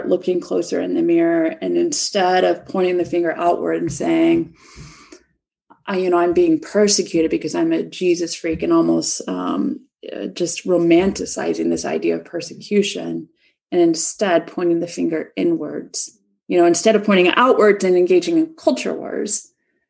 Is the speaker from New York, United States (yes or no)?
no; Chicago, Illinois, United States; moved away; the churches back in my hometown, Chicago